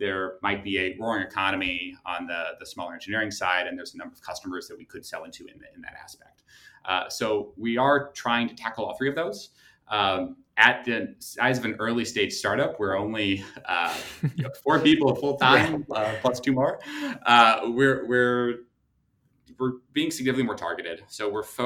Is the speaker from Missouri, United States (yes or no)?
yes; St. Louis, Missouri, United States; I grew up in St. Louis, Missouri